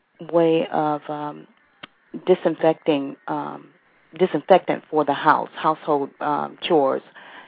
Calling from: Washington, District of Columbia, United States; I'm calling from Washington, D.C.

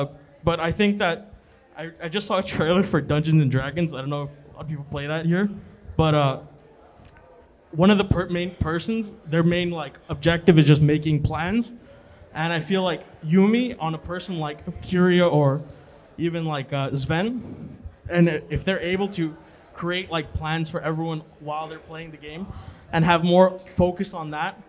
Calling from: Brooklyn, New York, United States

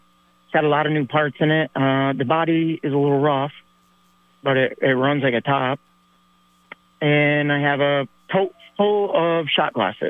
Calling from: Ticonderoga, New York, United States

